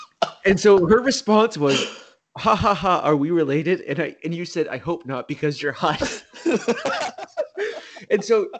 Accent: South Shore of Massachusetts, United States; so we're both from the South Shore of Massachusetts.

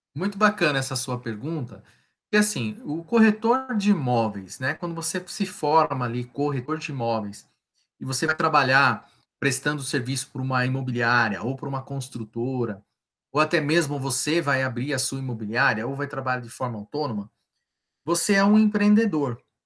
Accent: ABC region, São Paulo, Brazil; sou do ABC

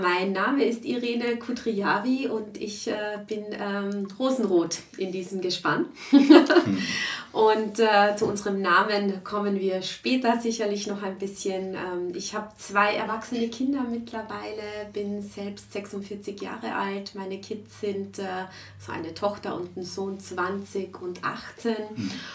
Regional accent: Klagenfurt, Carinthia, Austria; moved away as an adult; also born or lived in Frankfurt; grundsätzlich bin ich aus Klagenfurt

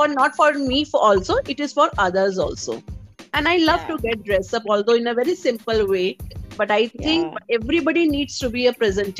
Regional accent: North India, India; English is a second language; So, but as I'm from North India, so, I love to dress up.

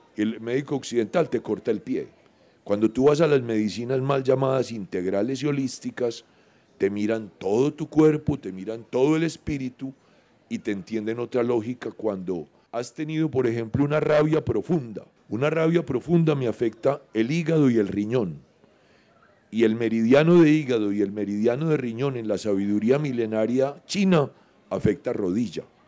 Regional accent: Medellín, Antioquia, Colombia; yo soy modelo 1959 y soy urbano soy de Medellín

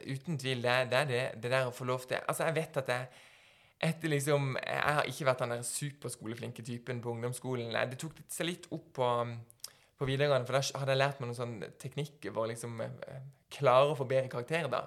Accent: Norway; vi har fått den såkalte gullbilletten for å bli liksom født og oppvokst i Norge

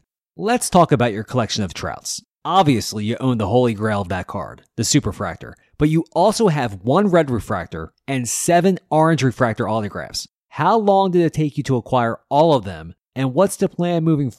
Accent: Philadelphia, Pennsylvania, United States; I'm from Philadelphia

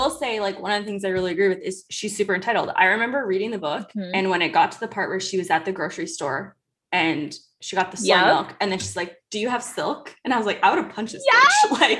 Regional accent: Langley, British Columbia, Canada; He played junior hockey in my hometown for the Langley Hornets.

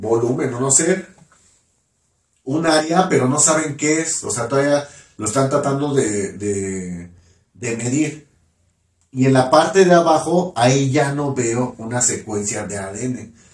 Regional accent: Mexico; yo que soy de México

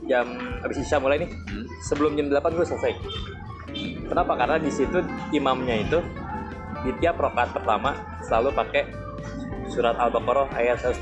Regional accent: Malang, East Java, Indonesia; dulu kan di daerah gue ada pohon pinus banyak ya nah. di daerah Subang Malang itu.

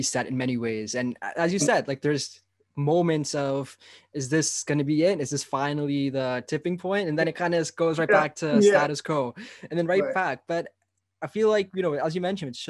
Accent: Toronto, Ontario, Canada; first language English; I grew up in Canada. I grew up in Toronto. Like, this English is my native tongue

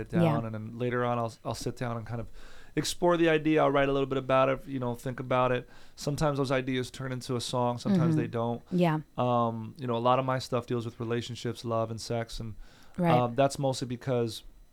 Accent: New Jersey, United States; also born or lived in New York; now in Los Angeles, United States; I was born in Jersey, right outside of New York.

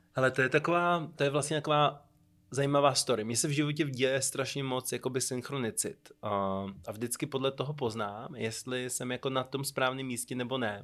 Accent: Czechia; jsem se asi po čtyřech letech dostal jako první Čech

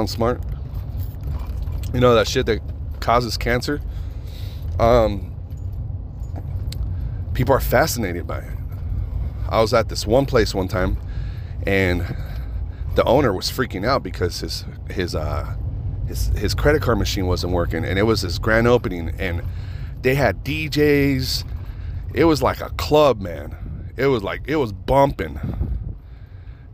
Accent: Reno, Nevada, United States; I grew up with Doughboy in Reno.

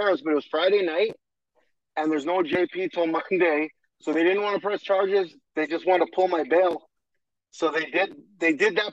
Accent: Hamilton, Ontario, Canada; From Hamilton, Ontario, Canada. Born and raised. Been here my whole life

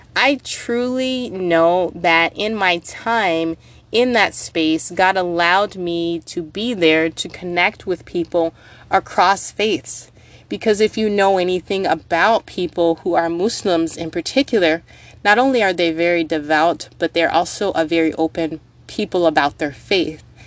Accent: United States; now in Minnesota, United States; I'm from the States

